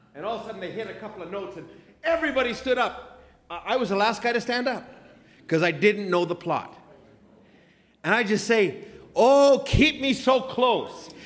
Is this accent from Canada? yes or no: yes; Alberta, Canada; also born or lived in Ottawa; I'm from Alberta. I'm a redneck